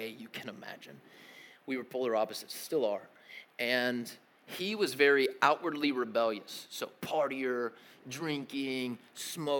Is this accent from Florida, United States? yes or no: no; Tennessee, United States; also born or lived in Connecticut / Kentucky; I grew up in Tennessee and then moved to, yeah, represent, Rectangle State, and then moved to Kentucky for a few years and then came back to Tennessee to finish out middle school and high school.